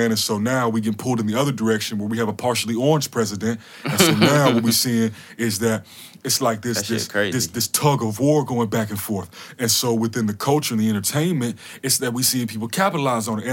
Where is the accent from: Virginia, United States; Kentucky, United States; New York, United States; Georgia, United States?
Georgia, United States; Atlanta; I'm from Atlanta